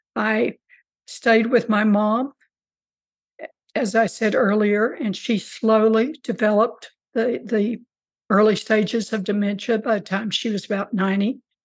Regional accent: Rio Grande Valley, South Texas, United States; also born or lived in Corpus Christi, Texas; now in New Braunfels, United States; I grew up in, in very, very South Texas in uh, the Rio Grande Valley

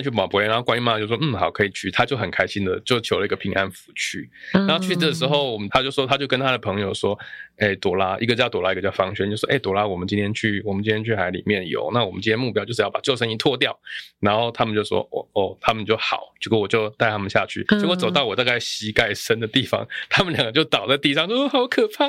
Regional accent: Taichung, Taiwan; 我台中人啊，所以我很清楚。

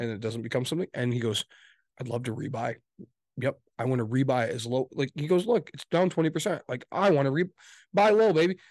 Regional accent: West Michigan, United States; we're from West Michigan

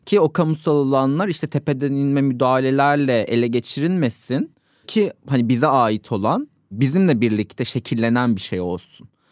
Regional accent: Ankara, Turkey; ben Ankara'da doğdum büyüdüm.

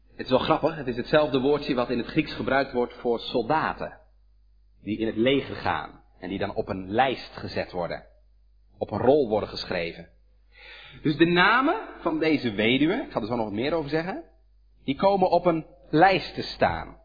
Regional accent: Hedel, Gelderland, Netherlands; Bij ons in Hedel

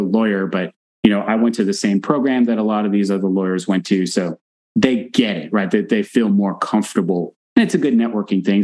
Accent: Texas, United States; I'm from Texas, right? But so I'm from the South

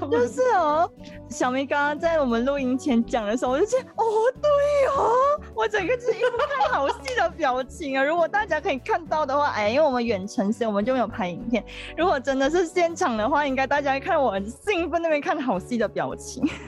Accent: Malaysia; 我们是马来西亚人嘛，就一年四季嗯。都是夏天

